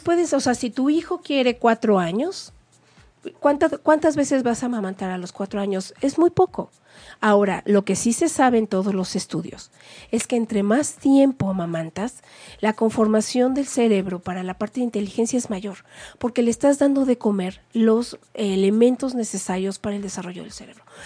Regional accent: Mexico; somos las supermamás mexicanas

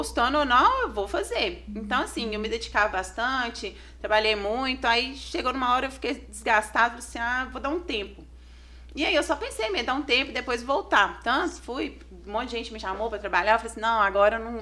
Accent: Dom Silvério, Minas Gerais, Brazil; now in Santa Cruz, Brazil; né, igual você falou, eu sou natural de Dom Silvério, hoje atualmente eu moro em Santa Cruz e atendo aqui em Ponte Nova e região

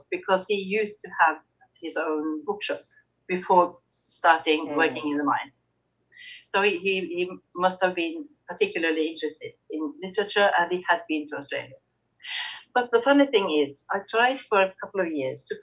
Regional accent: Arendal, Agder, Norway; moved away as an adult; also born or lived in Bjørnevatn, Norway; I grew up in Arendal

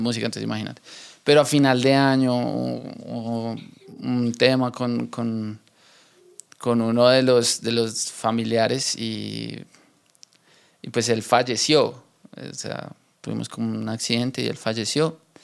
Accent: Bogotá, Colombia; nosotros en Bogotá tenemos un acento particular

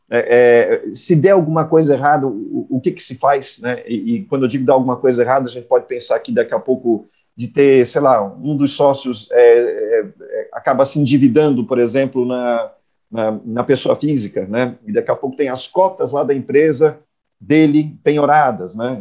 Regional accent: Blumenau, Santa Catarina, Brazil; now in Florianópolis, Brazil; eu sou nascido em Blumenau, uma, uma cidade aqui na região do, do Vale de Itajaí, é, moro em Florianópolis já há algumas décadas

